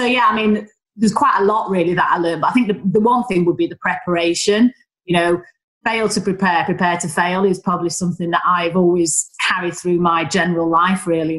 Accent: Northern England, United Kingdom; accent: Northern; I, with my Northern accent, and my degree was as good as everyone else

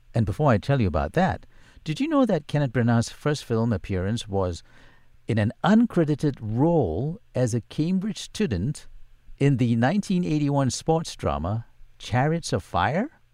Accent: Singapore; I don't think you can take the Singapore out of me. I grew up in the Pekio area

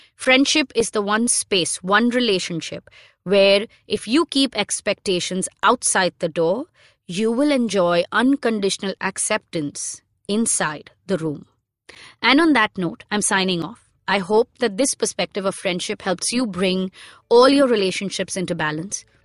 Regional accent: Mumbai, Maharashtra, India; someone who was born and brought up in Bombay in the nineties

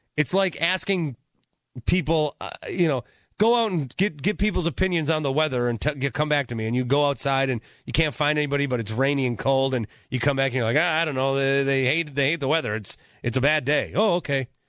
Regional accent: Milwaukee, Wisconsin, United States; I'm from Milwaukee

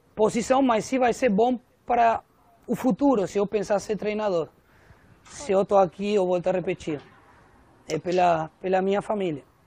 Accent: Argentina; Portuguese is a second language; moved away as an adult; now in Brazil; o argentino, obviamente, por ter nascido na minha terra

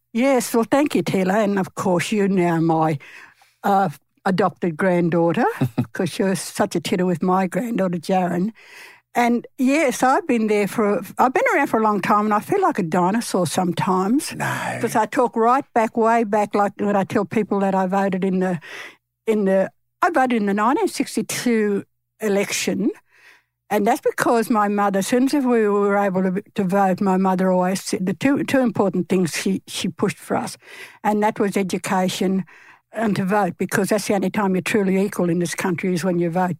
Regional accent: Wiradjuri country, New South Wales, Australia; I'm from Wiradjuri country

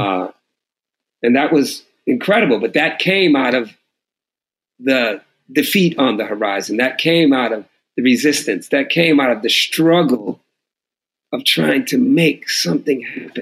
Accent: Oakland, California, United States; also born or lived in Los Angeles; I'm from Oakland.

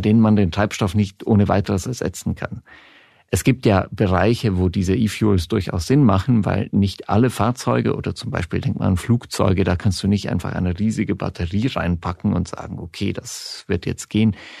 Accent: Switzerland; also born or lived in Berlin, Germany; now in Germany; Ich bin in der Schweiz aufgewachsen

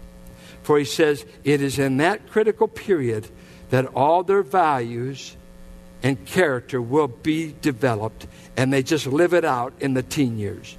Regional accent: Richmond, United States; I grew up in the Richmond Triangle

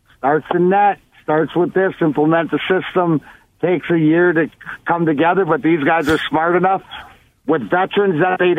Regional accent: Leamington, Ontario, Canada; I'm the kid from Leamington, Ontario. Everybody knows, like, give or take 10 minutes for the border. On the Canadian side, Joe Louis Arena was 40 minutes from my house. So I grew up over here, right?

